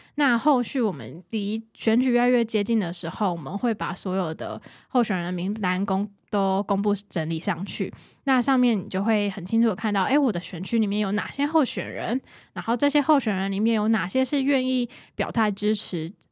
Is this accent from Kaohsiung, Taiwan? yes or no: yes; Kaohsiung, Taiwan; 我都会跟大家介绍我是高雄人